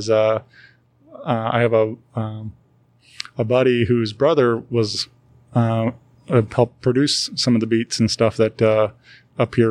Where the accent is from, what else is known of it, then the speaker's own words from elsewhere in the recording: Wentzville, Missouri, United States; I grew up in Wentzville area